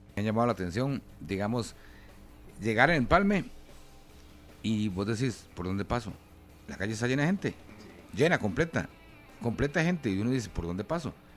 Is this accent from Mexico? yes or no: no; San Antonio de Belén, Heredia, Costa Rica; en Belén, San Antonio de Belén, yo soy nativo de Belén